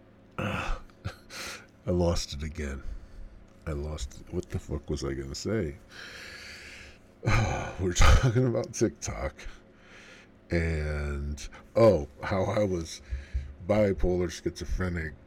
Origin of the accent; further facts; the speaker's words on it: Central Illinois, United States; Born and raised in Central Illinois.